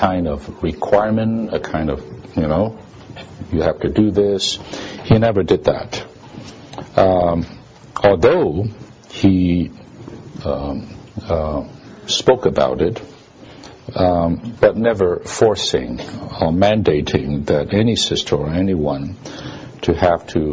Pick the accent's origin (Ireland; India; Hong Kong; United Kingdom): Hong Kong; moved away; I'm from Hong Kong. I was from Hong Kong